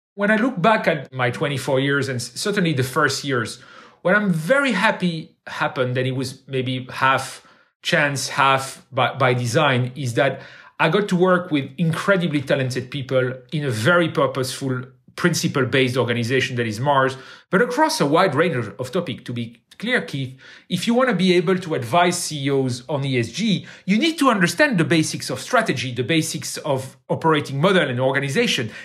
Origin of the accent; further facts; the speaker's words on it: Brussels, Brussels-Capital Region, Belgium; I grew up in Brussels. I went to high school in Brussels, and I went to university in Brussels